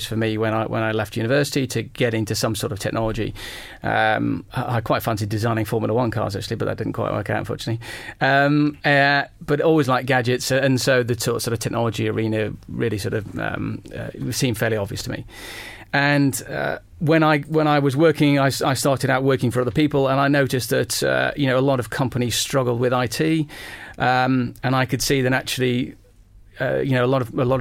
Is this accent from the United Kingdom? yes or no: yes; Stoke-on-Trent, West Midlands, United Kingdom; growing up in Stoke-on-Trent in the Midlands